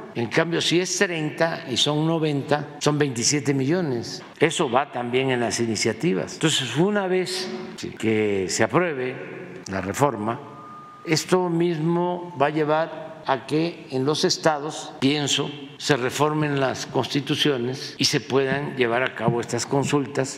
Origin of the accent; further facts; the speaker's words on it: Mexico; nuestra identidad como mexicanos